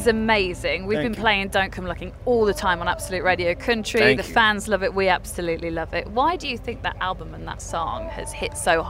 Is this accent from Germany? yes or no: no; United Kingdom; We are very British people